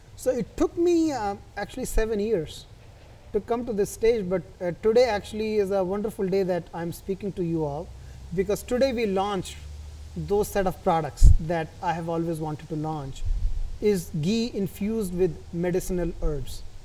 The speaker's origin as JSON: {"language": "English", "town": "New Delhi", "region": "Delhi", "country": "India", "tie": "born or raised there", "moved": "yes", "said": "I was born and brought up in India"}